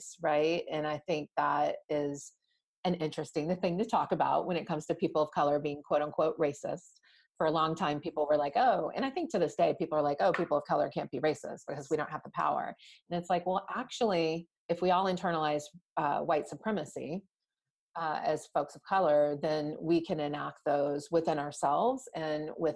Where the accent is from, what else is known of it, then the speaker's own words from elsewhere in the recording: New Orleans, Louisiana, United States; moved away; growing up in New Orleans, where there weren't that many Indian families